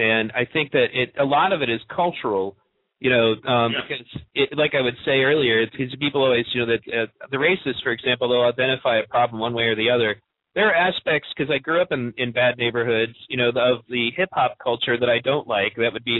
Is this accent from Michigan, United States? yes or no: yes; Pontiac, Michigan, United States; When I grew up in Pontiac